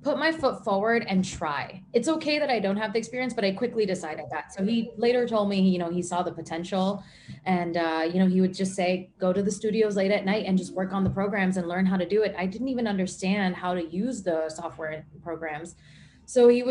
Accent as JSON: {"language": "English", "town": "New York City", "region": "New York", "country": "United States", "tie": "born or raised there", "said": "I'm American born and New York City born."}